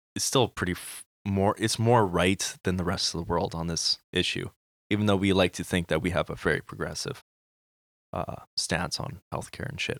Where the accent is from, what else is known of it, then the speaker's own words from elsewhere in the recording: Manitoba, Canada; we are from Manitoba, we know M P